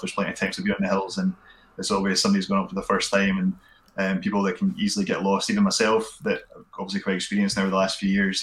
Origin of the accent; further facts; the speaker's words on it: Glenrothes, Scotland, United Kingdom; also born or lived in Kirkcaldy / Perth / Stirling; born in Kirkcaldy and grew up in Glenrothes